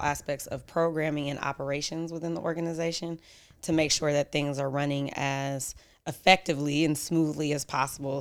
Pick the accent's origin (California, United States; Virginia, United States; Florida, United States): California, United States; Oakland; also born or lived in Philadelphia; I'm from Oakland, grew up in Oakland. I was born in Philly, but came here when I was a baby